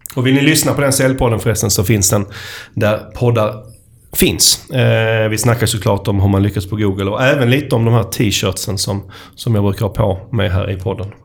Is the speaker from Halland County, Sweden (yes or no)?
no; Skåne, Sweden; accent: Scanian (skånska); min, min skånska